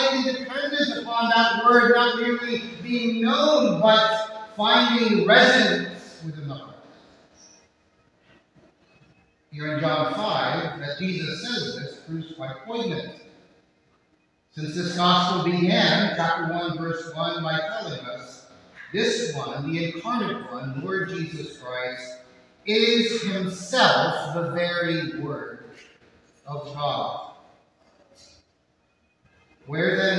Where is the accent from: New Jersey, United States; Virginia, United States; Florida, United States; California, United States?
Florida, United States; Miami; I grew up in Southwest St. County in Miami, Florida